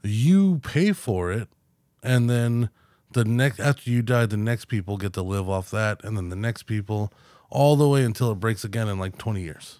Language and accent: English; United States